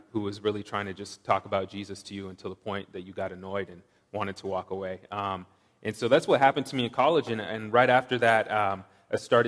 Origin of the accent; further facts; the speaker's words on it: Washington, United States; moved away as an adult; also born or lived in Lowell, Massachusetts / Seattle; I grew up in Washington, as Matt mentioned. I did 3 years of high school in Lowell and then moved back to Washington for college and grad school